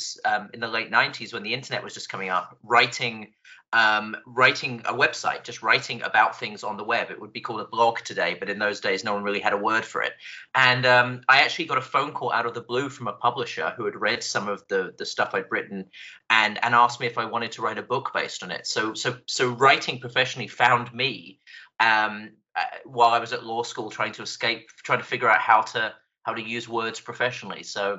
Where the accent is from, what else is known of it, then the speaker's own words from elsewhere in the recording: England, United Kingdom; accent: British; also born or lived in Scotland; now in United States; I was born in Scotland. I grew up in England, and I've been in the United States for 12 years now. So my accent it's just a train wreck of different vowel sounds.